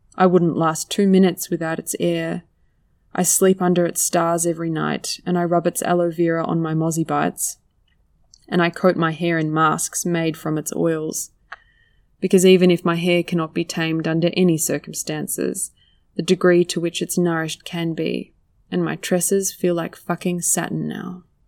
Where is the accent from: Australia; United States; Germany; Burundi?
Australia